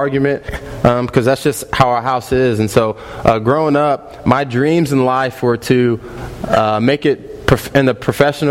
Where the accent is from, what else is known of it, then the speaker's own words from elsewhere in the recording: Wichita, Kansas, United States; also born or lived in Lawrence, Kansas; I'm from Wichita, born and raised Kansas kid